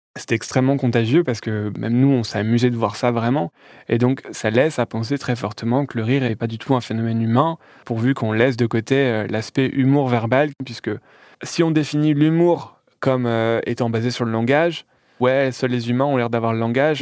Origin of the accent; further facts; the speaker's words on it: Calais, Hauts-de-France, France; à Calais, là où je suis né